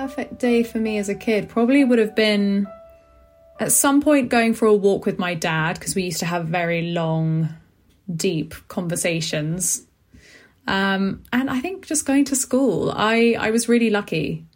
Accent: London, United Kingdom; I grew up in West London in a place called Acton

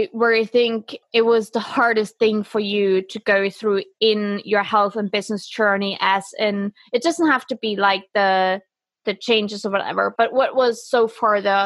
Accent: Germany

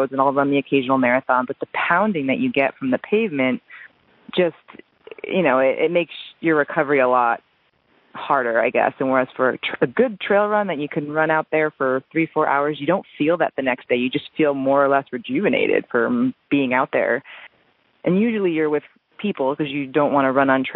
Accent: New Jersey, United States; moved away; I'm originally from New Jersey, so all of my family's back there

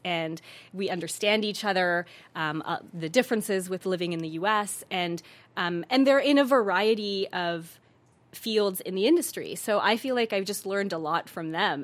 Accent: Calgary, Alberta, Canada; moved away as an adult; now in Los Angeles, United States; my parents are from East Africa, so my mom is from Tanzania and my dad is from Kenya and I was born in Calgary

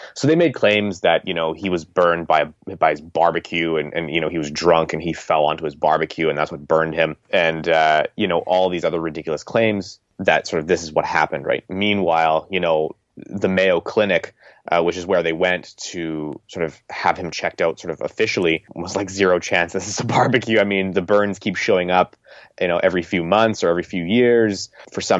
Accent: Canada; as a Canadian

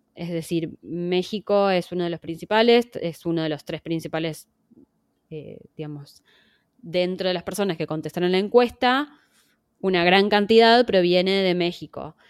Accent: Argentina; accent: Argentine; yo tengo acento argentino porque soy argentina

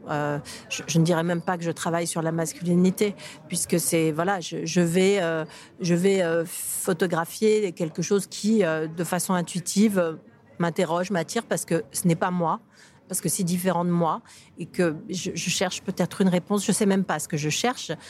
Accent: Paris, Île-de-France, France; je, suis française, je suis parisienne, euh, donc c'est mon quartier

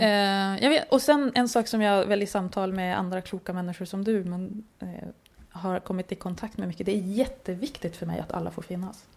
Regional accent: Norrbotten County, Sweden; jag är uppvuxen i Norrbotten

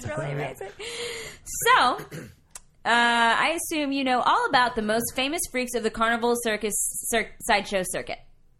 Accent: Marshall, Texas, United States; We're from East Texas, near Shreveport, Louisiana.

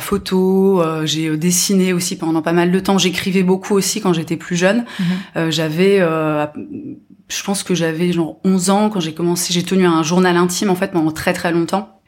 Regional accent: near Nancy, Grand Est, France; j'ai grandi voilà près de Nancy mhm. mais dans une petite ville

